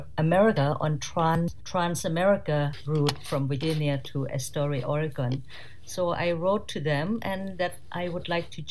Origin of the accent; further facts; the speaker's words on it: Surin, Thailand; English is a second language; moved away as an adult; I'm from Thailand, a city called Surin from the northeast of Bangkok, closer to Cambodia border. And there I born and raised and educated